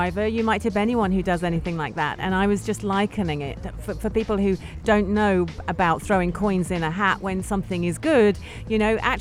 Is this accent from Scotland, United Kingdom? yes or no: no; London, United Kingdom; I'm from London